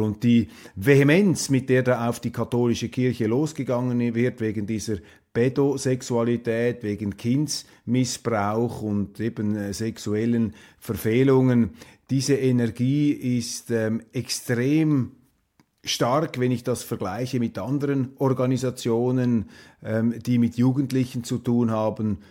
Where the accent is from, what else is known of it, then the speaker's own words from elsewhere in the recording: Switzerland; als Schweizer